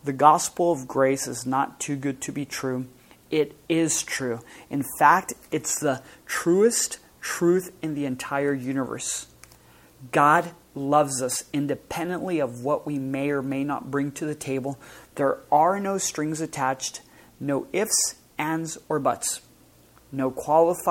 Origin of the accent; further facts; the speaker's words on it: El Paso, Texas, United States; moved away; I grew up in El Paso, which is a border town with Mexico, with Juarez, Mexico